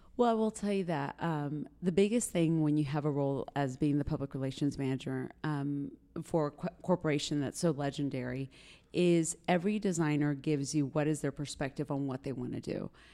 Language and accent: English; Granbury, Texas, United States; also born or lived in Dallas / Chihuahua, Mexico (ancestry); now in San Antonio, United States; I was born in West Texas, and then we moved to Granbury, Texas, which is a small B and B community outside of Fort Worth.